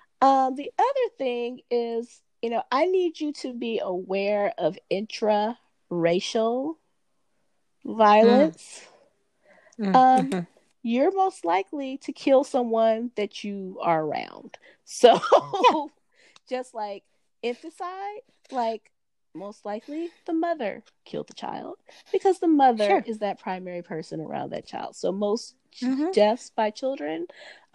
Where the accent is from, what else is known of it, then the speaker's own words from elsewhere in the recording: Los Angeles, California, United States; Growing up in Los Angeles in the 80s and 90s